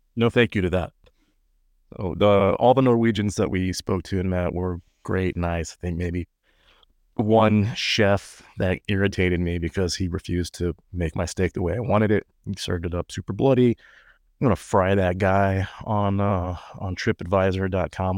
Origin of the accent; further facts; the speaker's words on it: Texas, United States; I would say U S